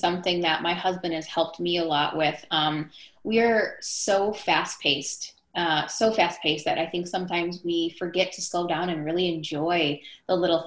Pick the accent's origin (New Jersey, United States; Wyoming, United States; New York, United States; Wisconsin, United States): Wisconsin, United States; Milwaukee; I grew up in the Midwest